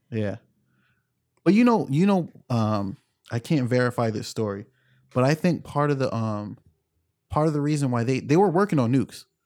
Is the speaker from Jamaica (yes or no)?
yes; Jamaica; I'm Jamaican